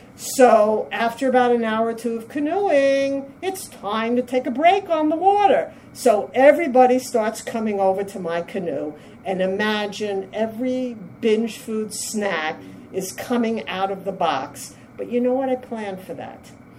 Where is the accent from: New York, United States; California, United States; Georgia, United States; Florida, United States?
New York, United States; New York City; now in Massachusetts, United States; I'm … from Massachusetts, but transplanted from the only city that I was told everything else is a suburb, New York City.